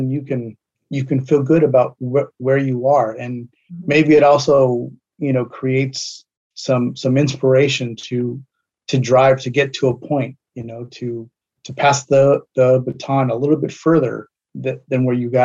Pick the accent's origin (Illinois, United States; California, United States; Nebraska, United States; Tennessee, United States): California, United States; La Puente; also born or lived in East Los Angeles, California; I was born in East LA, and my parents, when I was very young, they bought their first home in a suburb on the outskirts of LA County called La Puente, and that's where I grew up